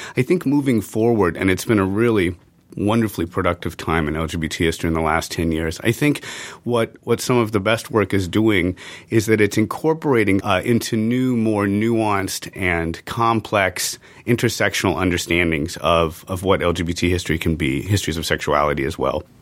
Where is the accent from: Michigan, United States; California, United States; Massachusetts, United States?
California, United States; San Francisco Bay Area; I grew up in the San Francisco Bay Area